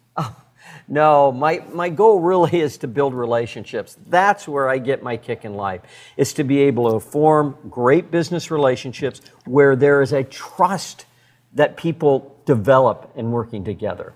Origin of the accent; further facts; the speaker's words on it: Red Lodge, Montana, United States; I grew up in Red Lodge, Montana